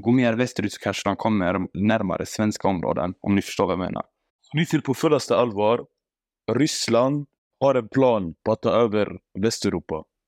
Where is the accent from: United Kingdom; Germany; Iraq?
Iraq; now in Sweden; Jag är från Irak.